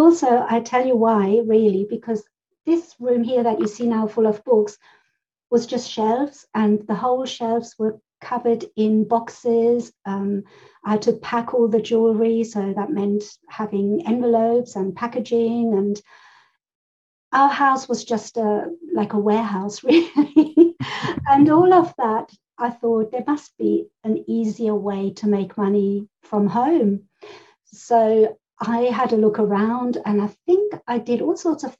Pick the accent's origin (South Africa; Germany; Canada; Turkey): Germany; also born or lived in Spain; now in United Kingdom; I grew up in Germany. I was born in Spain and I moved over to the UK where I am living now and have been living here since the early 80s.